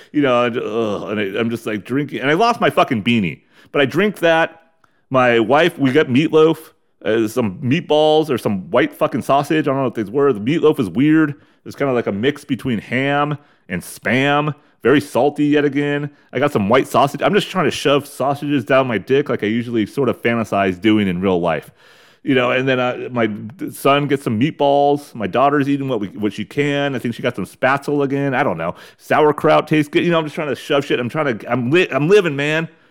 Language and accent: English; United States; we're American douchebags